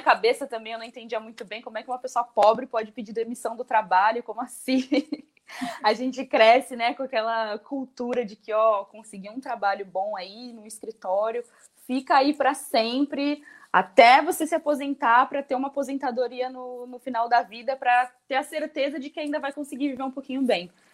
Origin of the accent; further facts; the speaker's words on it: São Paulo, Brazil; eu morei na Vila Margarida durante toda a minha infância